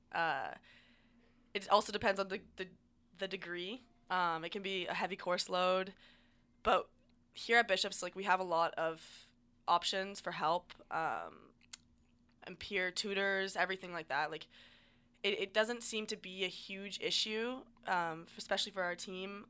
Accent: Ontario, Canada; I grew up in Ontario

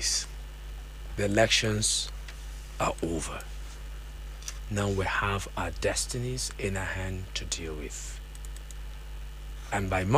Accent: Nigeria; our country

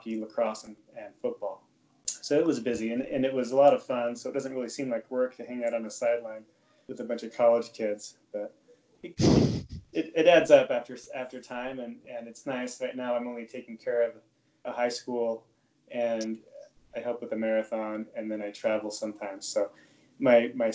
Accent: Utah, United States; moved away as an adult; also born or lived in New England / Ithaca, New York; I'm originally from Utah, so I ended up moving back to Utah about 5 years ago

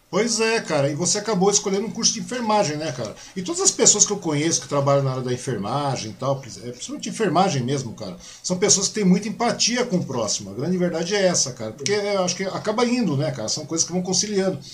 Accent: Mogi das Cruzes, São Paulo, Brazil; now in Suzano, Brazil; sou de Mogi, né, cara? Eu nasci em Mogi

